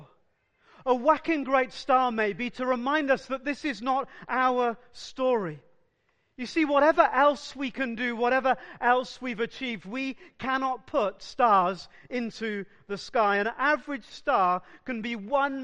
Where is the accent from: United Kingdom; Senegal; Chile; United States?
United Kingdom; South Wales; I grew up in South Wales, and just north and west from Cardiff, there are numerous villages in the valleys.